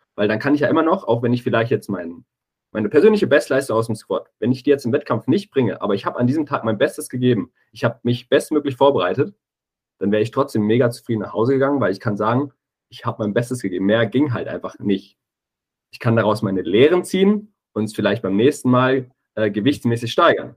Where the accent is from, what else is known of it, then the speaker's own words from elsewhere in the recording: Giessen / Wetzlar area, Hesse, Germany; in meiner Heimat war, ähm, viele Leute, die ich eben kannte, von Streetworker Gießen, auch aus Wetzlar